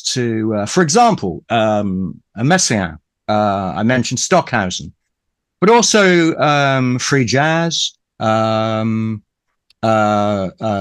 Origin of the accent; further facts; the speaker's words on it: Ipswich, East of England, United Kingdom; I was brought up in Ipswich in Suffolk